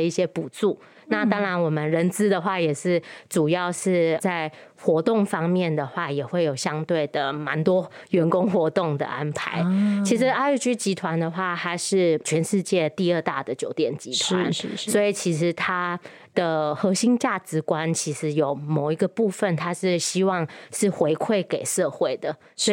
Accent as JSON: {"language": "Chinese", "region": "Penang", "country": "Malaysia", "tie": "born or raised there", "also_born_or_lived": "Taiwan / United States", "moved": "as an adult", "lives_now": "Kaohsiung, Taiwan", "said": "我在马来西亚长大"}